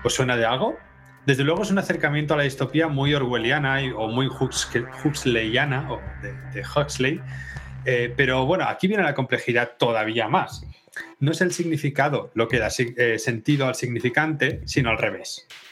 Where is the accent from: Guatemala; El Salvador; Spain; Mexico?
Spain; now in Denmark; somos españoles